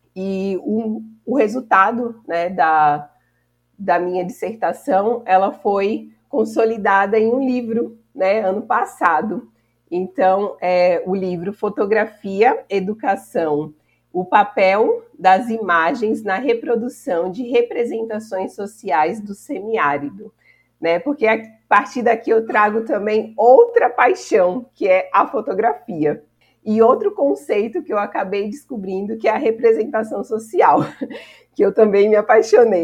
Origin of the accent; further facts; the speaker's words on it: São Paulo, Brazil; now in Juazeiro, Brazil; E como eu sou de São Paulo